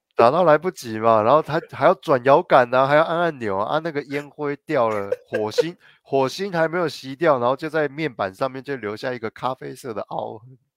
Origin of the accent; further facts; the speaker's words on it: Guanmiao, Tainan, Taiwan; 我小时候在关庙的时候，关庙菜市场一走进去